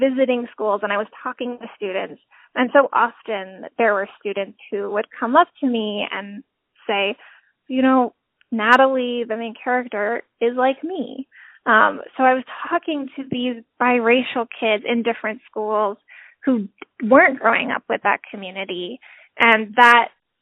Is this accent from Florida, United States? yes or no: no; Honolulu, Hawaii, United States; moved away; I grew up in Hawaii.